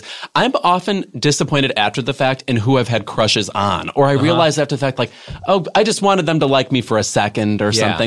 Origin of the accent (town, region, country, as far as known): Midwest, United States